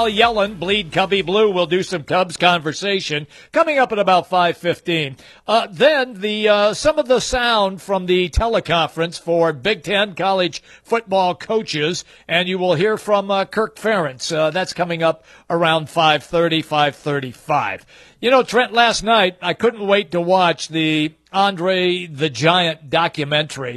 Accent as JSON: {"language": "English", "town": "Seattle", "region": "Washington", "country": "United States", "tie": "born or raised there", "said": "I remember growing up in Seattle."}